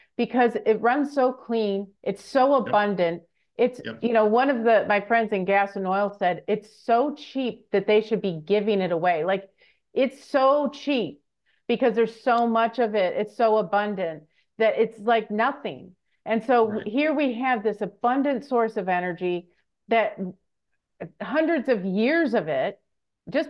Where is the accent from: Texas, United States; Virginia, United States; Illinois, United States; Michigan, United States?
Michigan, United States; moved away; I'm from Michigan originally